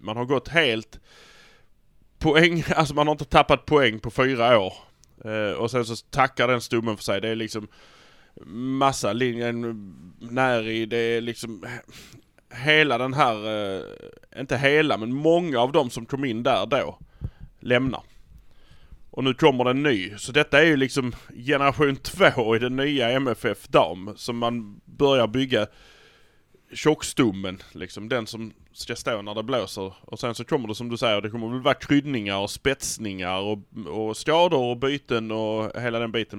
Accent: Malmö, Skåne, Sweden; vi är från Malmö

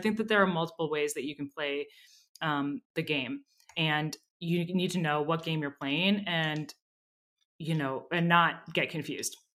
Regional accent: Minneapolis, Minnesota, United States; I grew up in Minneapolis

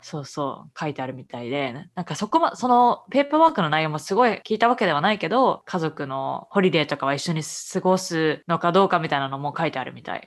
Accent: Japan; moved away as an adult; also born or lived in Canada; now in Boston, United States; 私はもう日本で生まれ育ってきて

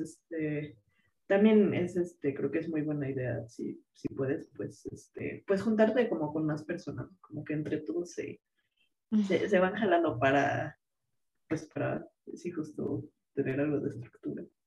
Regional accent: Mexico City, Mexico; moved away as an adult; also born or lived in Cuernavaca; now in France; nosotras somos de la Ciudad de México

